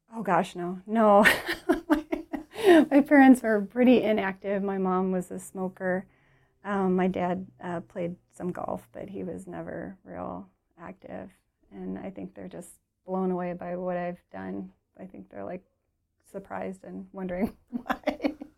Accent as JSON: {"language": "English", "town": "Detroit", "region": "Michigan", "country": "United States", "said": "we're from Detroit"}